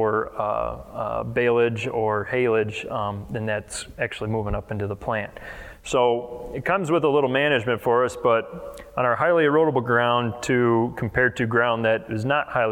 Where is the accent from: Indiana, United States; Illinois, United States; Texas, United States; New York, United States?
Illinois, United States; near DeKalb, North Central; I'm 27, I'm from North Central Illinois up by DeKalb, if anybody's familiar with that, about 70 miles west of Chicago.